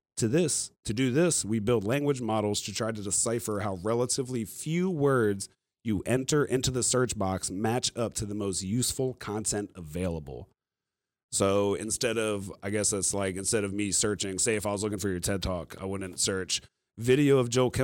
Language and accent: English; Virginia, United States; moved away; also born or lived in Arizona / North Carolina; I'm from Virginia